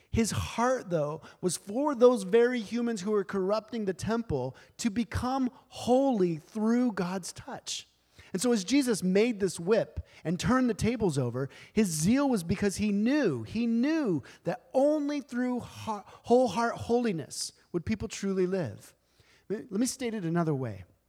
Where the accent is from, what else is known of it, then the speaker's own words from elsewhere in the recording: United States; as modern Americans